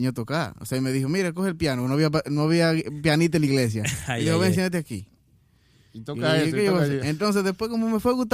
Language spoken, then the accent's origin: Spanish; Puñal, Santiago, Dominican Republic; Yo soy de Puñal.